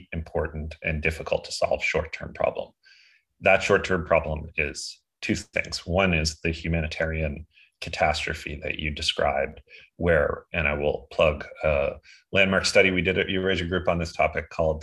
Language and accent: English; Canada; I'm a Canadian who's half Ukrainian